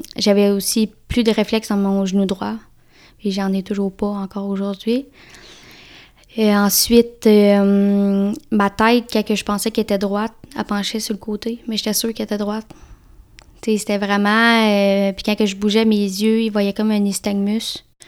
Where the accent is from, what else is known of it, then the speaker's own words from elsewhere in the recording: Victoriaville, Quebec, Canada; moved away; je suis je native de Vito, Victoriaville, dans le centre du, dans le du Québec.